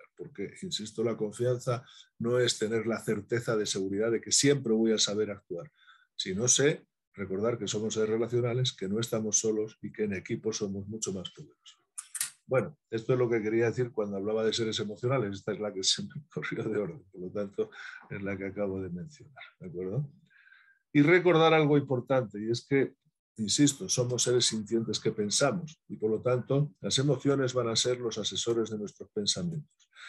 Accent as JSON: {"language": "Spanish", "country": "Spain", "said": "soy español y soy exagerado, pero tengo sangre andaluza"}